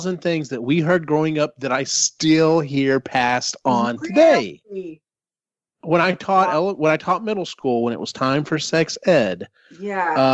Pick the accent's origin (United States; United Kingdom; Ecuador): United States; Central Texas; growing up in Central Texas, being part of the Bible Belt